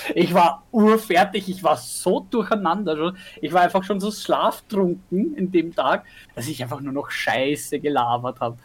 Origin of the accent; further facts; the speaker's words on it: Vienna, Austria; bei uns in Wien